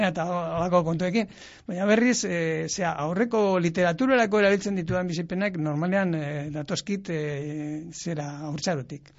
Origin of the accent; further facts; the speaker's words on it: Llodio, Basque Country, Spain; nire herrian ere, laudion ere